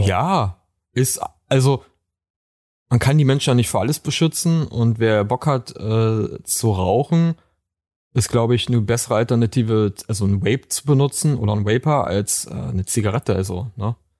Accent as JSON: {"language": "German", "region": "Brandenburg", "country": "Germany", "said": "aus Brandenburg."}